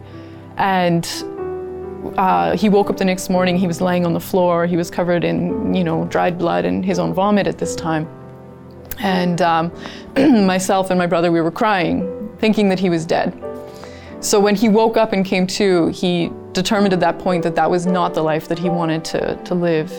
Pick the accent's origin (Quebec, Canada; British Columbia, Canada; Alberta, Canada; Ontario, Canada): Ontario, Canada; Kingston; I was born in Kingston, Ontario.